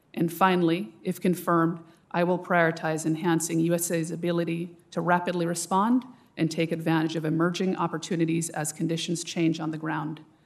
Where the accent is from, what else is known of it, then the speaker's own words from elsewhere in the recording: Jamaica; now in United States; the school year spent in the beauty and vulnerability of my father's home country in Jamaica